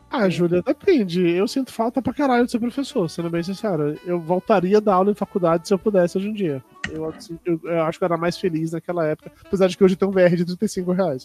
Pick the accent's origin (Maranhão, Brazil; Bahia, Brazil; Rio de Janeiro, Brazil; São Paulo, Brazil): Bahia, Brazil; Amargosa; moved away; eu sou baiano, saí de Amargosa, interior da Bahia, fiz publicidade